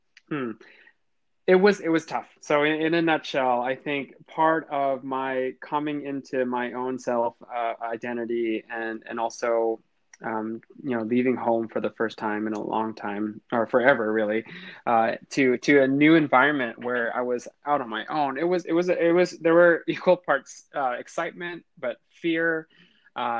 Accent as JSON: {"language": "English", "region": "Central California", "country": "United States", "tie": "born or raised there", "said": "I lived in an area or in a city in Central California that had a huge agriculture population"}